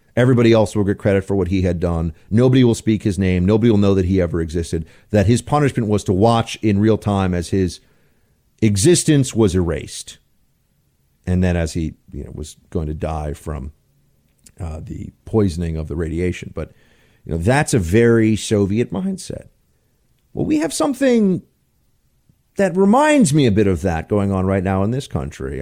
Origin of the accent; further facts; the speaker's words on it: New York City, New York, United States; I grew up in New York